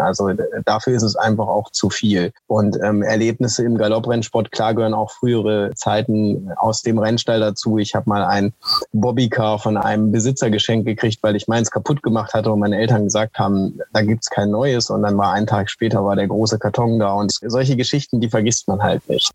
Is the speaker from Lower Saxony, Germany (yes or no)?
yes; Langenhagen, Lower Saxony, Germany; also born or lived in near Oschersleben, Saxony-Anhalt; now in Oschersleben, Germany; ich bin am 25.11.1987 geboren in Hannover-Langenhagen in der Paracelsius-Klinik